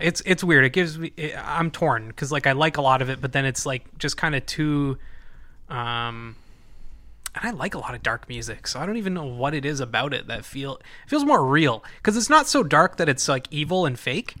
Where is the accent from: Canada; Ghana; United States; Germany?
Canada; growing up in Canada